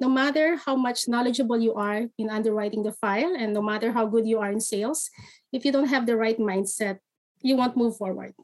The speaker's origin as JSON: {"language": "English", "country": "Philippines", "moved": "as an adult", "lives_now": "Canada", "said": "I'm originally from the Philippines. I moved here in 2016."}